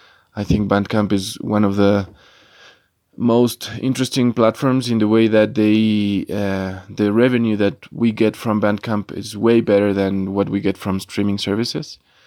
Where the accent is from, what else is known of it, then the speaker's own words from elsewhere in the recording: Ecuador; I'm from Ecuador and I play in three bands.